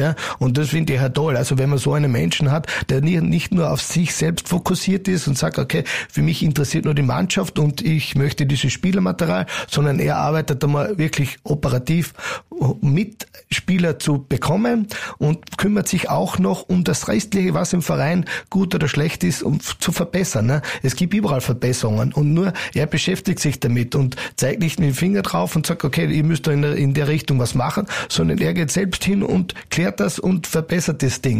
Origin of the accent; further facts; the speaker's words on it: Carinthia, Austria; als alle Kärntner